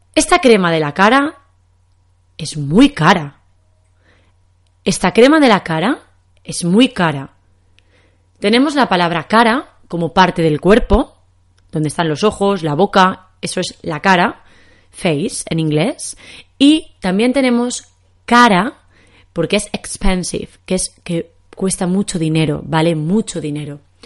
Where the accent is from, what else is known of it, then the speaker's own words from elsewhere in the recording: Spain; accent: Spanish from Spain; En español de España decimos pez